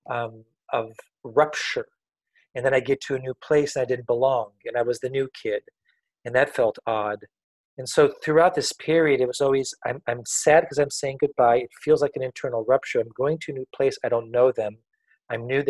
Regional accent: a small village in the center of France, centre of France, France; I was born in France in a small little village in the center of France back in 1963. My parents were French, and it was a pretty simple upbringing up until about 4 years old. My grandparents raised me

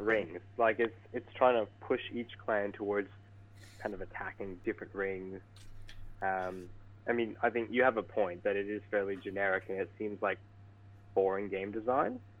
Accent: Vancouver, British Columbia, Canada; I'm from Vancouver, British Columbia.

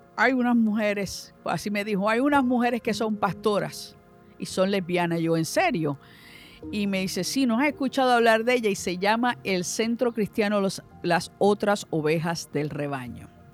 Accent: Ponce, Puerto Rico; nací en Ponce, vengo de una familia numerosa

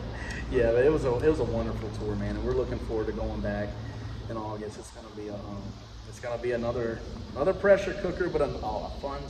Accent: Louisiana, United States; I said, well, son, I'm from Louisiana. I'm used to this.

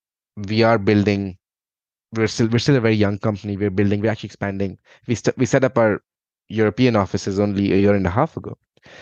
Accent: India; English is a second language; now in Dublin, Ireland; I'm from India, and I think, I grew up. My dad was in the Indian Army, so we moved around a lot in India.

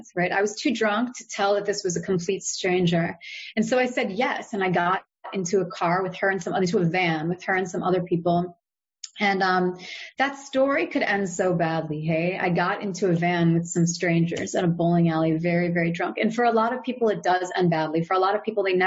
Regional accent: United States; I'm American

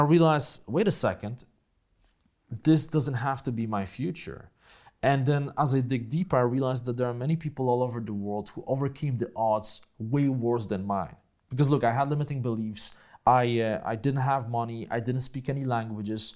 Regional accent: Poland; accent: Polish accent; first language Polish; English is a second language; moved away as an adult; also born or lived in Grudziądz; So, uh, I grew up in Poland, right, after communism.

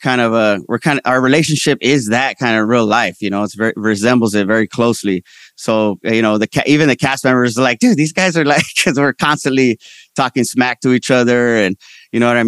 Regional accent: Ventura County, California, United States; also born or lived in San Fernando, California; I was born in San Fernando. We lived there when I was young, but I mostly grew up in Ventura County, which is like an hour north.

